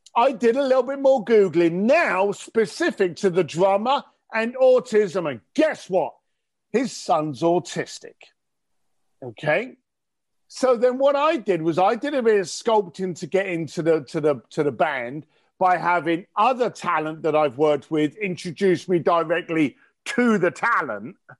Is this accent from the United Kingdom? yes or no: yes; London, United Kingdom; I'm an Irish, I'm an Irish guy from East London